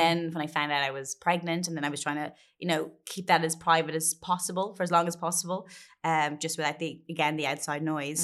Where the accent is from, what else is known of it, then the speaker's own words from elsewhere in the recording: Ireland; as a kid growing up in Catholic Ireland